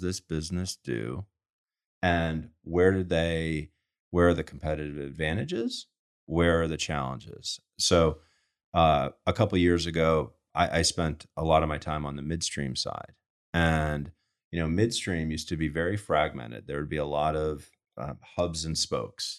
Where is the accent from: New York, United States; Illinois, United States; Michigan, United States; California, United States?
New York, United States; Rochester; moved away as an adult; also born or lived in Manhattan, New York; I grew up in Rochester